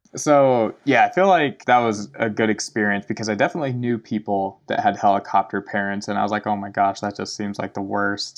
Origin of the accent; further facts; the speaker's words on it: Laurel, Montana, United States; also born or lived in Bozeman, Montana; I grew up in Laurel, Montana. Man, lived there for twenty years before I moved to Bozeman